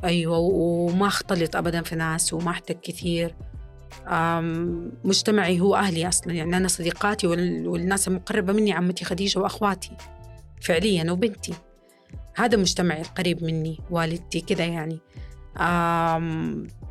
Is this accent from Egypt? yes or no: no; Saudi Arabia; نحن كجمهور سعودي